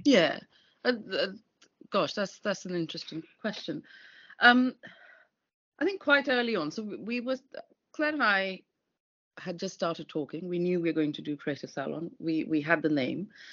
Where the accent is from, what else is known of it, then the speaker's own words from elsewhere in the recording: London, United Kingdom; I'm a Londoner